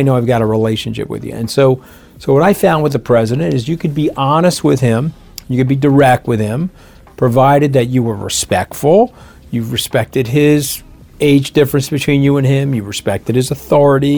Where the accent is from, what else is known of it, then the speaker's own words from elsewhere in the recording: New York, United States; I'm a New Yorker.